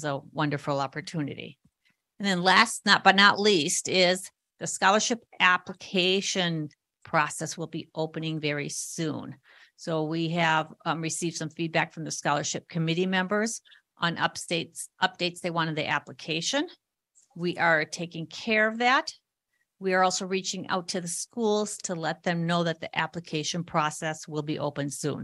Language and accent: English; Minnesota, United States; I'm from Minnesota